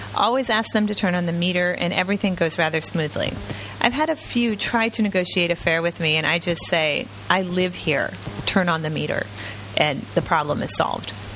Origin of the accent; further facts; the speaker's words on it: United States; now in Ho Chi Minh City, Vietnam; I'm American